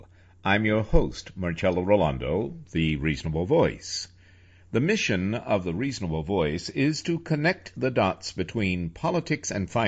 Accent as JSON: {"language": "English", "region": "New York", "country": "United States", "said": "I am a director from New York"}